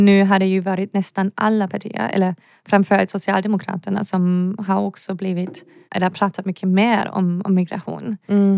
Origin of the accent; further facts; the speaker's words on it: Germany; Swedish is a second language; moved away as an adult; also born or lived in Lund, Sweden; now in Gothenburg, Sweden; Jag som en tysk person eller europeisk person